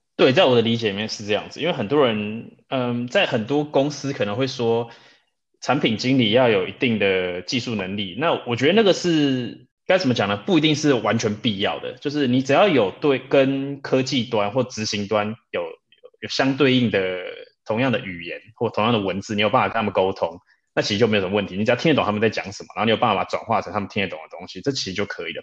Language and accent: Chinese; Taipei, Taiwan; moved away as an adult; also born or lived in Munich, Germany; now in Berlin, Germany; 我来德国很多年了啦，我是在台北长大的。不过我退伍之后就决定到慕尼黑去实习